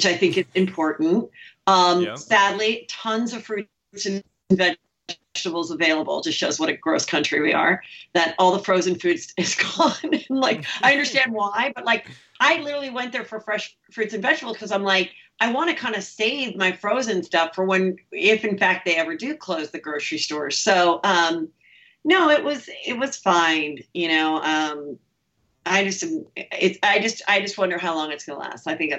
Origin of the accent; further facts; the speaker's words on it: the Valley, California, United States; I grew up here. I bought the house next to my parents.